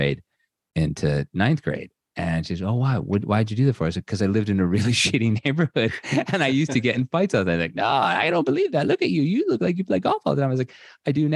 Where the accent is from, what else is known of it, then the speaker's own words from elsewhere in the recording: Ludlow, Massachusetts, United States; also born or lived in Springfield, Massachusetts; I grew up in Ludlow, Massachusetts, exit 7 off the Mass Pike